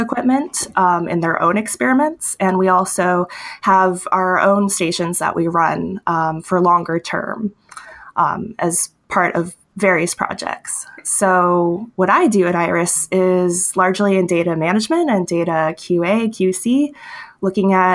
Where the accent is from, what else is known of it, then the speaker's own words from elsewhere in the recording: Homer, Alaska, United States; I was born and raised in Homer, Alaska